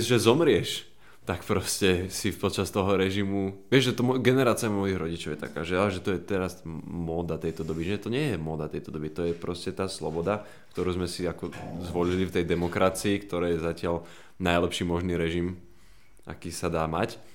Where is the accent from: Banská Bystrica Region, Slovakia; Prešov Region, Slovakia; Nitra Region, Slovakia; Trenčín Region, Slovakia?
Banská Bystrica Region, Slovakia; Banská Bystrica; moved away as an adult; now in Bratislava, Slovakia; ja som prišiel z Banskej Bystrice z policajnej rodiny